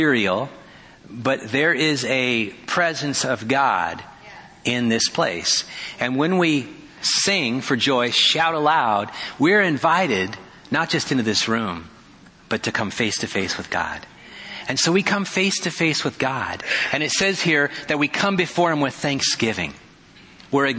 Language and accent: English; Petaluma, California, United States; now in Kona, United States; my hometown of Petaluma